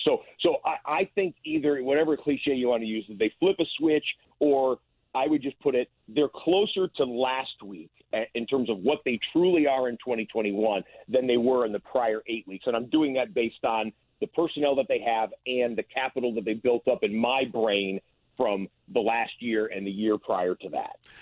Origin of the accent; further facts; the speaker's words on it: Detroit, Michigan, United States; I grew up in the Detroit area